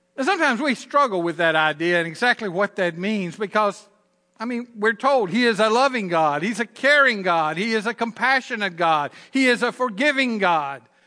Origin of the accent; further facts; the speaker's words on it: Southern Virginia, United States; accent: Southern Virginia; my Southern Virginia accent